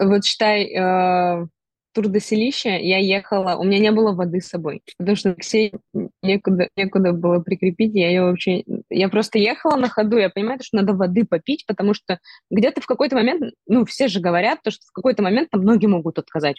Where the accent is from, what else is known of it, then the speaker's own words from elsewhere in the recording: Perm, Perm Krai, Russia; я пермячка, и я не принимаю другое, конечно, место жительства